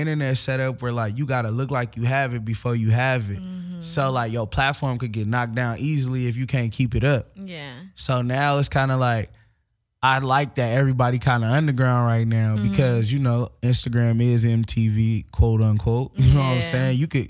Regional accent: Pacoima, California, United States; like, I grew up in Pacoima. Topanga is like 20 miles from me.

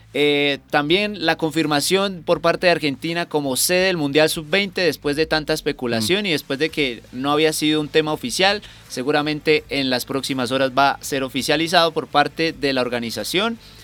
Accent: Colombia; como colombianos

